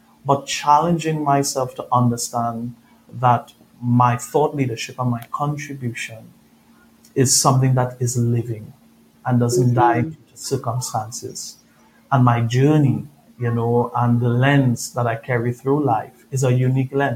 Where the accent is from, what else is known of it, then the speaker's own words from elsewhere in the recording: Trinidad & Tobago; moved away; If you hear my accent, I'm originally from Trinidad, Caribbean boy.